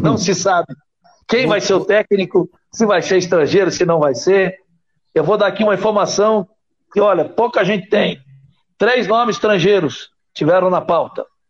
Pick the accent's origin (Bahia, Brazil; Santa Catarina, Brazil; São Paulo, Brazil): Santa Catarina, Brazil; como catarinense